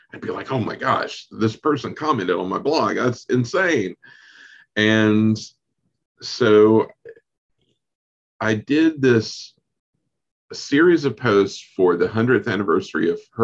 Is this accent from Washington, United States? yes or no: no; North Carolina, United States; I'm from North Carolina